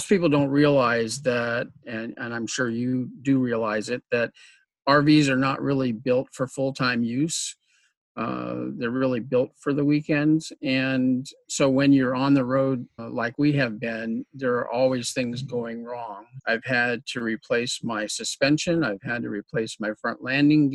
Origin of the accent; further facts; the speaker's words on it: Southern California, United States; moved away; also born or lived in Colorado / South Dakota; I'm from Southern California